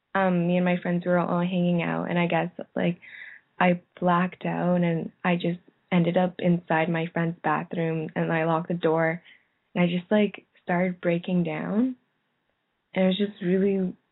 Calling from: Ottawa, Ontario, Canada; I'm calling from Canada.

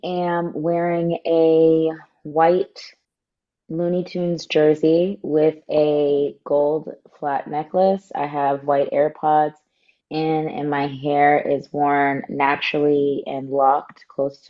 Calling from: Los Angeles, California, United States; I'm calling in from the stolen lands of the Tongva people, also known as Los Angeles.

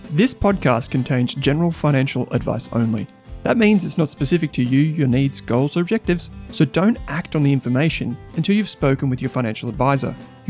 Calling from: Melbourne, Victoria, Australia; I'm in Melbourne.

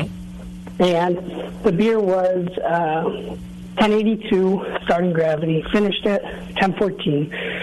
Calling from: Wisconsin, United States; I'm calling from Wisconsin.

